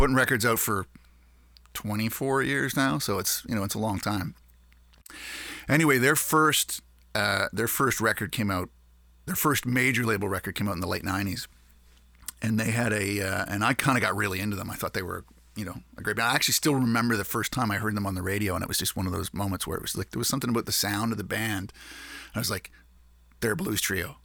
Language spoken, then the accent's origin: English; Canada; we're Canadian